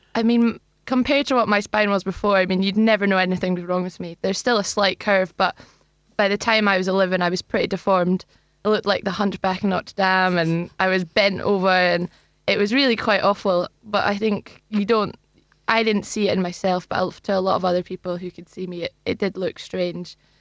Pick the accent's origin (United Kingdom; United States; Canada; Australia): United Kingdom; Luncarty, Scotland; So I grew up in, in Perth, actually, in a village called Longcurty.